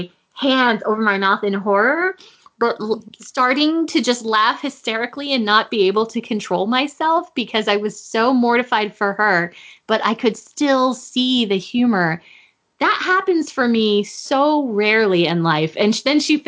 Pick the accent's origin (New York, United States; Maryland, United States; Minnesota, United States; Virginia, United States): Virginia, United States; Virginia Beach; my hometown of Virginia Beach